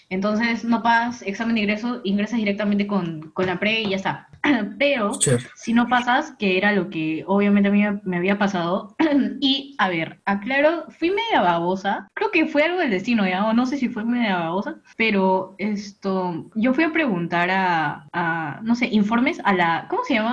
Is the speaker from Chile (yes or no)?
no; Peru; soy peruana.